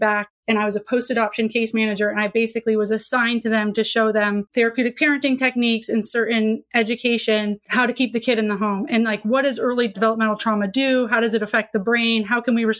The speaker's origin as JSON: {"language": "English", "region": "Vermont", "country": "United States", "tie": "born or raised there", "said": "I grew up in Vermont too, super liberal"}